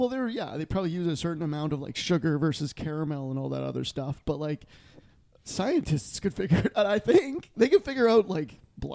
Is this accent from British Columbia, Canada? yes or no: no; Moosehorn, Manitoba, Canada; I also come from Moosehorn, which isn't the coolest named town in the whole universe.